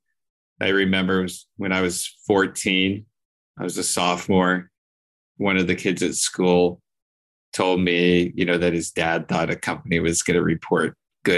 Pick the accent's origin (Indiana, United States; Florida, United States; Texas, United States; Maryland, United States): Texas, United States; San Antonio; also born or lived in Austin, Texas; now in Los Angeles, United States; I grew up in San Antonio, Texas